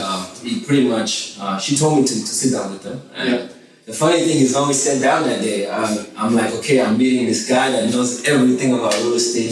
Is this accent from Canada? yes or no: no; DR Congo; born there; moved away; also born or lived in Johannesburg, South Africa; I was born in the Congo, and then my dad sent me over to Johannesburg to get a little bit better education.